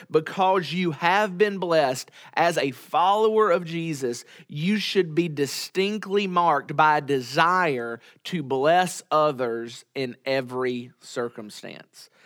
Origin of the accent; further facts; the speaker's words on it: United States; as American Christians living in twenty twenty-one